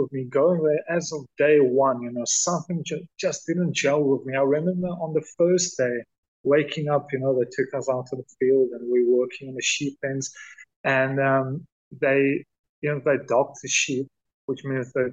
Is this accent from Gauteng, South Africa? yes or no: no; Worcester, Western Cape, South Africa; So I grew up in a town. I'm from South Africa. I grew up in a town called Worcester.